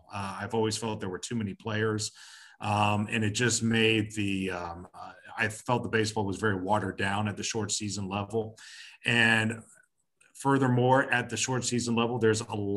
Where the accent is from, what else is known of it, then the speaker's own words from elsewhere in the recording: Atlanta, Georgia, United States; moved away as an adult; also born or lived in Long Island, New York; now in Madison, Alabama, United States; I was born and raised in Atlanta